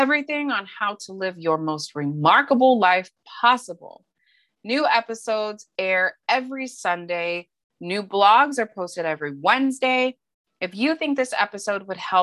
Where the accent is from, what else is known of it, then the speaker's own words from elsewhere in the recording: Montana, United States; moved away as an adult; now in San Diego, United States; I am from Montana. That's where my mom's side of the family is. That's where I was from fourth grade through, you know, a couple years into college, from 9 to 21. I primarily lived in Montana.